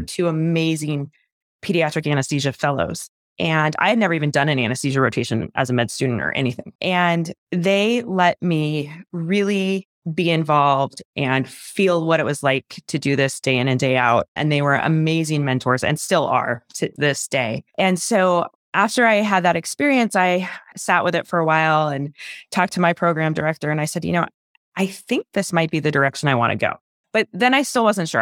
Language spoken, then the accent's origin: English; Phoenix, Arizona, United States; moved away as an adult; also born or lived in Clemson, South Carolina / Stanford, California; now in Park City, United States; I was born and raised in Phoenix, Arizona